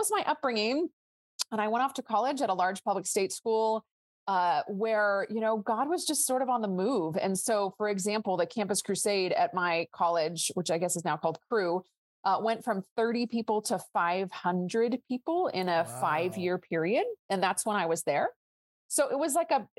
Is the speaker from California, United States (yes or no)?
yes; Northern California, United States; moved away as an adult; also born or lived in Israel; I was raised in Northern California in a Jewish home